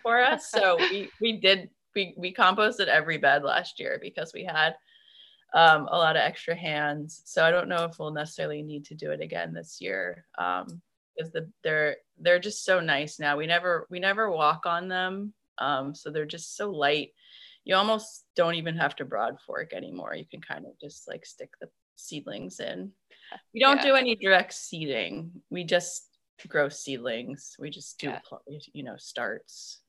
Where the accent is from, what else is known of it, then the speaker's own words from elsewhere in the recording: Maine, United States; moved away as an adult; also born or lived in North Carolina; I grew up in Maine and my family is up here. So we decided to come back